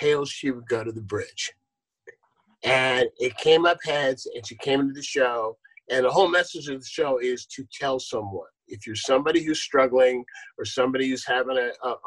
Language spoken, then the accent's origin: English; San Leandro, California, United States; also born or lived in Akron, Ohio; growing up in San Leandro, when San Leandro was 99.99% white